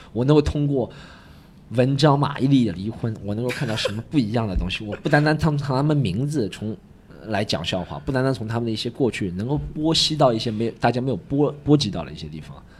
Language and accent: Chinese; Shanghai, China; 我是一个上海人，或者在我的口音当中，在我的发生的事件当中，只有上海人发生